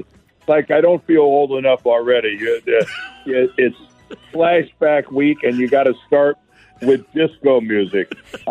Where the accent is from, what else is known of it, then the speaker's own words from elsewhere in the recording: Northeast Ohio, United States; moved away as an adult; also born or lived in Ann Arbor, Michigan; now in St. Louis, United States; I grew up in Northeast Ohio. Went to college in Ann Arbor, Michigan.